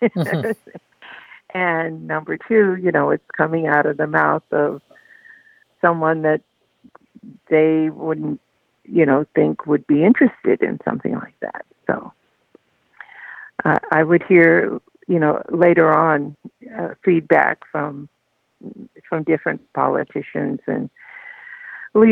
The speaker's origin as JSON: {"language": "English", "town": "Duluth", "region": "Minnesota", "country": "United States", "tie": "born or raised there", "said": "I grew up in Duluth, Minnesota."}